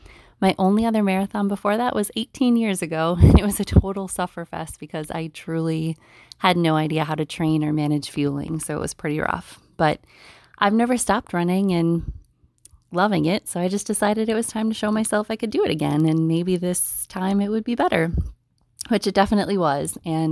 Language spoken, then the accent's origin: English; Middleton, Wisconsin, United States; I'm from Middleton, Wisconsin.